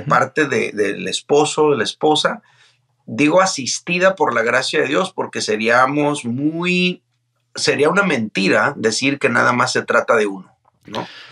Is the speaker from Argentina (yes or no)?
no; Mazatlán, Sinaloa, Mexico; yo soy de Mazatlán, Sinaloa. Este, soy hijo de padre norteamericano y madre mexicana. Eh, toda mi vida, eh, o la mayor parte de mi vida, la vivía eh, ahí en Mazatlán, ahí nacía y crecía